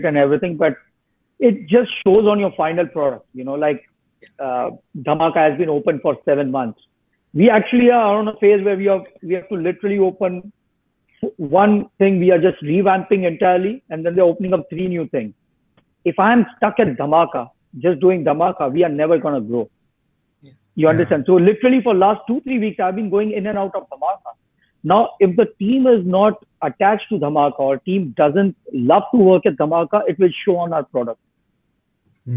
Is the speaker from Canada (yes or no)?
no; Mumbai, Maharashtra, India; moved away as an adult; also born or lived in Delhi; now in United States; I'm from Mumbai.